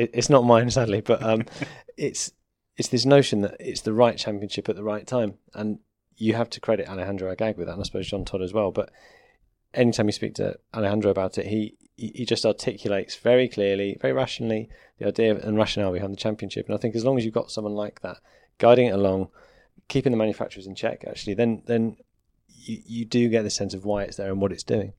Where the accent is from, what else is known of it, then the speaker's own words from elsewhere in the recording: United Kingdom; as a Brit